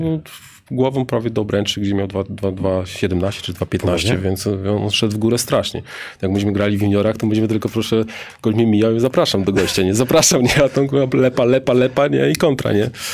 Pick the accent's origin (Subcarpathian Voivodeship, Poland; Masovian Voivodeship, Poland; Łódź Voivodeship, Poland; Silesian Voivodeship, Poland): Subcarpathian Voivodeship, Poland; Rzeszów; u nas w Rzeszowie